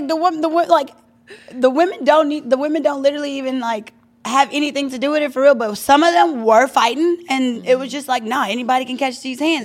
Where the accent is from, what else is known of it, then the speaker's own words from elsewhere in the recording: Louisiana, United States; now in Los Angeles, United States; I'm from Louisiana